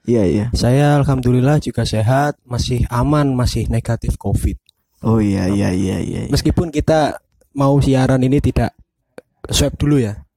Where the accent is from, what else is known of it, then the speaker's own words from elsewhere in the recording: Java, Indonesia; first language Javanese; Indonesian is a second language; soalnya kita orang Jawa.